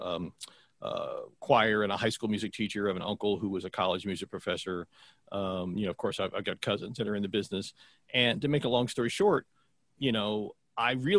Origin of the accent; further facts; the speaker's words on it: Columbus, Ohio, United States; I'm from Columbus, Ohio